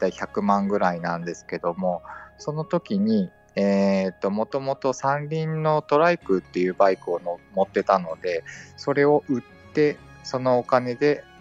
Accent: Fukui, Japan; 地元の福井で車椅子屋さんがあるので、そこで測定していただいて

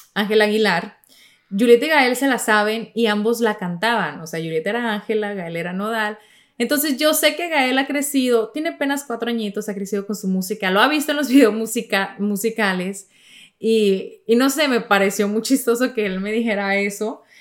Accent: Sonora, Mexico; yo soy de Sonora

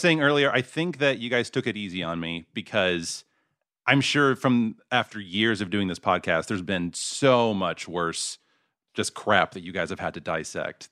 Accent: Mesquite, Texas, United States; moved away; I grew up in, uh, a suburb called Mesquite

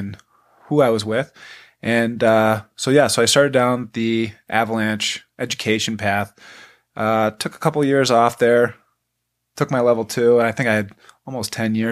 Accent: Buffalo, New York, United States; moved away as an adult; I'm originally from Buffalo, New York. I grew up skiing

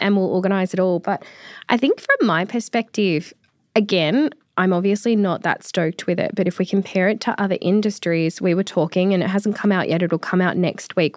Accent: Australia; as an Australian

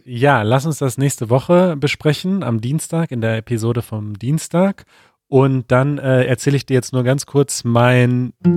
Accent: North Rhine-Westphalia, Germany; moved away; In NRW zum Beispiel, in meiner Heimat

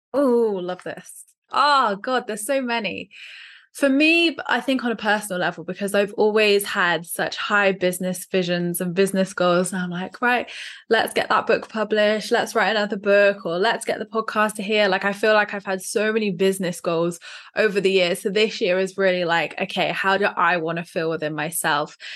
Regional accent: Dorset, South West England, United Kingdom; from Dorset

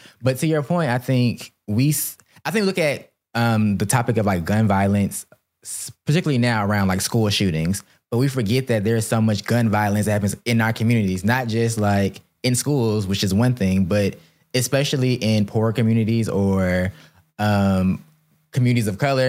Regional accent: Miami, Florida, United States; I just feel like it's my accent. It's growing up in Miami. It's my slang. I talk like my mom.

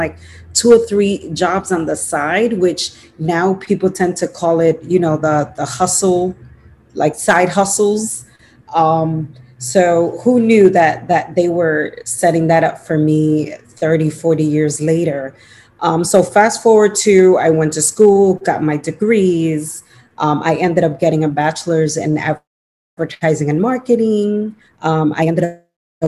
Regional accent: New York City, New York, United States; also born or lived in Dominican Republic; I'm a Dominican born. I came to the United States when I was 1 year old. And, you know, I grew up in Washington Heights in New York City

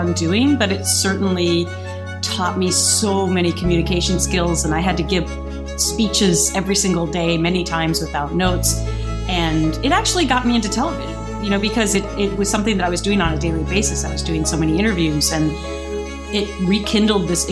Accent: Minnesota, United States; I am from Minnesota

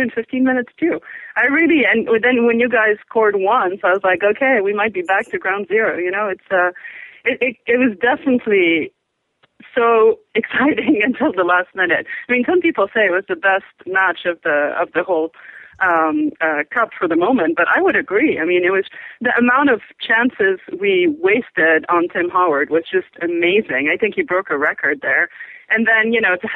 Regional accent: Belgium; I'm from Belgium

